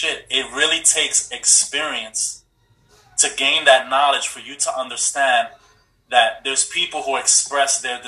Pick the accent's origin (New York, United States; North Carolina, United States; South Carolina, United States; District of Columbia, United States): New York, United States; we're from New York